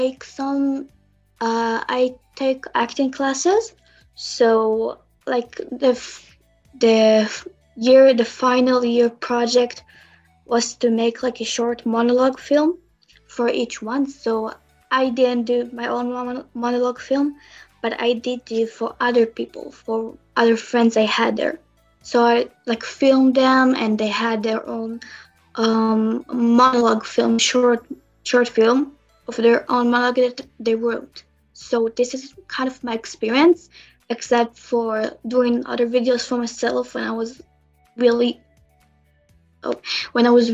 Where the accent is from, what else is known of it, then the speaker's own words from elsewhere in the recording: Israel; I'm from Israel